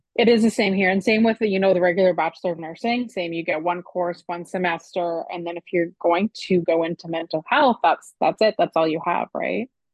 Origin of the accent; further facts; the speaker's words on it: Canada